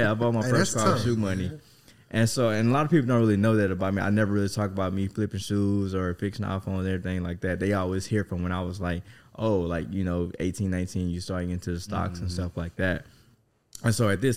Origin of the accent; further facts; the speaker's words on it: Mississippi, United States; now in Texas, United States; I'm from Mississippi